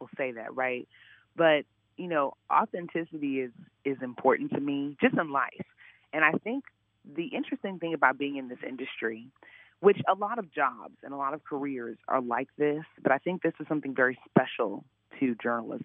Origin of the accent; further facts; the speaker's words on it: Chicago, Illinois, United States; moved away as an adult; also born or lived in Columbia, Missouri; now in Indianapolis, United States; I'm from the Chicago area.